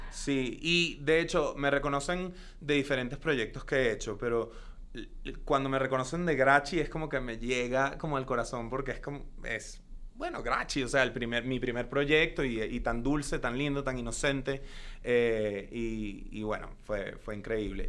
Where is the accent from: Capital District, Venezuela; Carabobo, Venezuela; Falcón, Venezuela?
Capital District, Venezuela; Caracas; first language Spanish; moved away as an adult; now in Los Angeles, United States; yo nací en Caracas, Venezuela hace ya muchos años. Eh, y eh, pues crecí en, Caracas, eh, viví en, Venezuela hasta los 19 años que me mudé a Estados Unidos